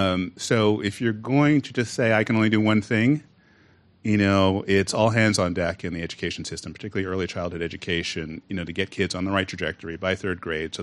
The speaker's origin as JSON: {"language": "English", "region": "California", "country": "United States", "said": "I like to tell people when I go outside of California, I'm from California, so I'm from the future."}